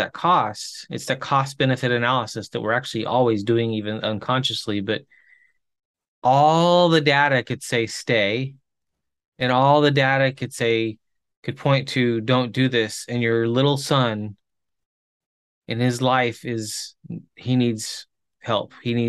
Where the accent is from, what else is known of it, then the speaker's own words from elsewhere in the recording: Chile; I grew up in Chile, missionary kid in Chile